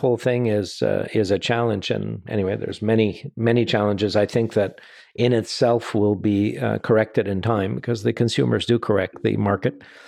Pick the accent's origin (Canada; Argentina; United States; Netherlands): Canada; we're Canadian